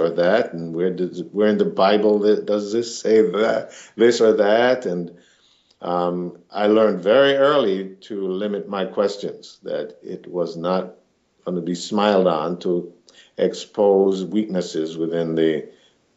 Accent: Jamaica; now in Minneapolis, United States; I'm a Jamaican origin, and I currently live in the Jordan neighborhood in Minneapolis

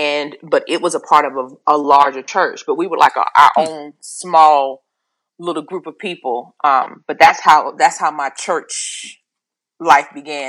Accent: Charlotte, North Carolina, United States; I grew up in Charlotte, North Carolina.

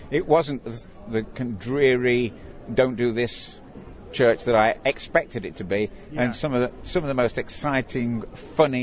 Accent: Burton upon Trent, West Midlands, United Kingdom; moved away as an adult; now in Chester, United Kingdom; I'm from a town called Burton-on-Trent, about 70 miles from here.

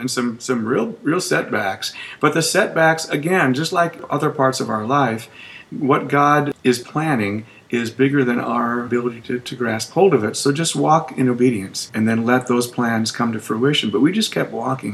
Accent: Minnesota, United States; moved away as an adult; also born or lived in San Antonio; now in Alabama, United States; I'm from Minnesota

